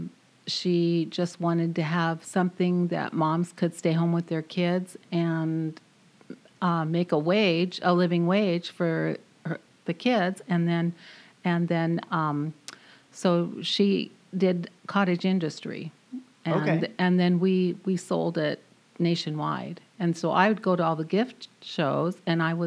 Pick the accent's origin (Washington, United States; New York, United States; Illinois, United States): Washington, United States; Arlington; also born or lived in Marysville, Washington; I grew up in Arlington, Washington, not too far from here